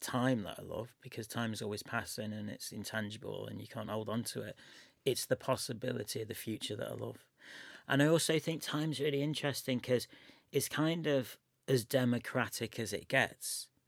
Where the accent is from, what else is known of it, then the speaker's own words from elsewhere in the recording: Chester, North West England, United Kingdom; also born or lived in Manchester; I'm from Chester, which is just up the road, and I lived in Manchester for, I know, five or six years.